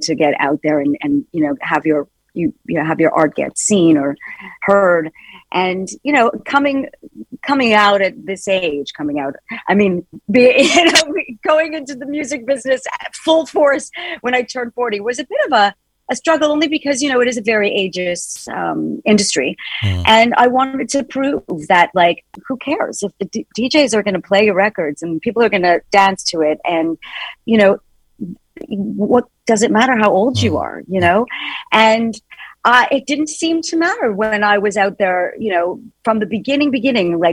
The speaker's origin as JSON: {"language": "English", "country": "Canada", "tie": "born or raised there", "also_born_or_lived": "New York / London", "moved": "yes", "lives_now": "United Kingdom", "said": "When I was growing up in Canada, I was in a rock band. I moved to New York."}